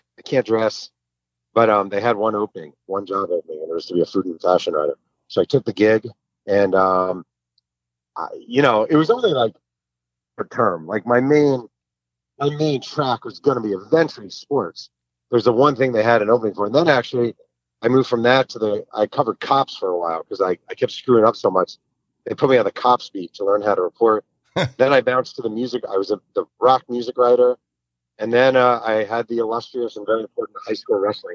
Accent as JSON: {"language": "English", "town": "Mahopac", "region": "New York", "country": "United States", "tie": "born or raised there", "said": "I grew up in Mayo Pack, New York"}